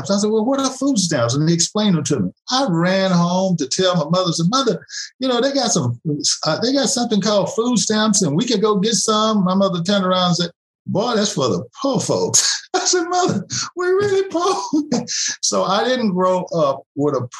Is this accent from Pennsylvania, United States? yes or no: no; Huntsville, Texas, United States; moved away; I'm originally from Huntsville, Texas, which is about 45 minutes from Houston. I was raised in a four-room house